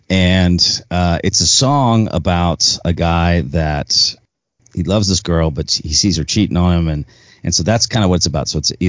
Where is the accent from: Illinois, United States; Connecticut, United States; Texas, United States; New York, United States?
Texas, United States; But I grew up here in Texas. I grew up around country music.